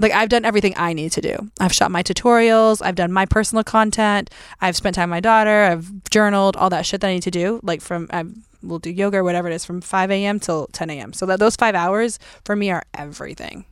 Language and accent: English; Tennessee, United States; I grew up in Tennessee